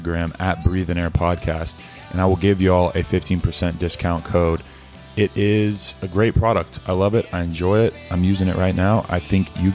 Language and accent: English; Keller, Texas, United States; also born or lived in Lubbock, Texas; I grew up in Fort Worth for 10 years in Keller. So right outside of Fort Worth, and then lived in Lubbock, Texas for 2 years